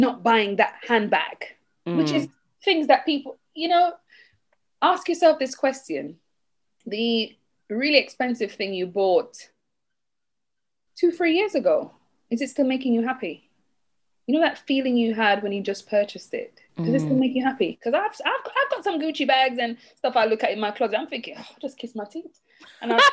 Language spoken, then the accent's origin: English; Jamaica; moved away; I'm Jamaican, and in our culture, we don't grow up having much access to loans